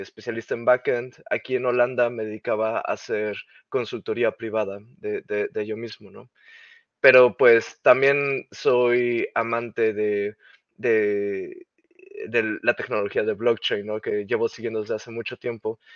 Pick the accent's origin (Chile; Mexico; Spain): Mexico; first language Spanish; moved away as an adult; now in Netherlands; soy originario de México